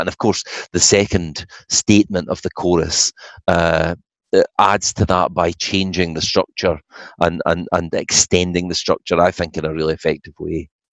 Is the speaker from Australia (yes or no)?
no; Falkirk, Scotland, United Kingdom; moved away; my hometown of Falkirk